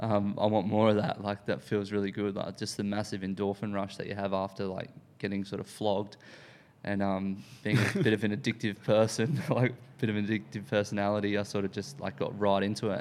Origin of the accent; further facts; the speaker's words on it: Sunshine Coast / North Brisbane, Queensland, Australia; now in Sydney, Australia; I grew up in, um, in the Sunshine Coast, or, like, North Brisbane, uh, when I was younger.